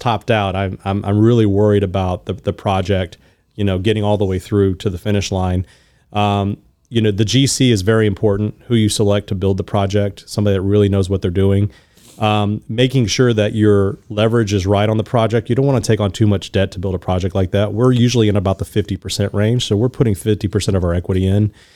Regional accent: Houston, Texas, United States; also born or lived in Louisiana; I was born in Louisiana, grew up in Houston, so I'm a native Houstonian for all intents and purposes.

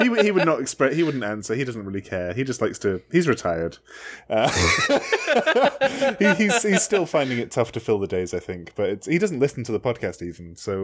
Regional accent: United Kingdom; I'm from Brexit.

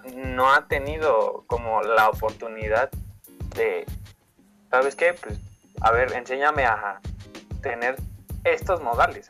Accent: Mexico City, Mexico; yo soy de Iztapalapa y resido en Iztapalapa

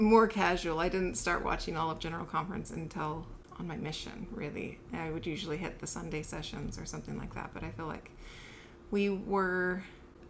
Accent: California, United States; also born or lived in Salt Lake City, Utah / Kansas / Oakland, California; I was born in Salt Lake City and cruelly ripped from my grandmother's arms when they moved to California for better work.

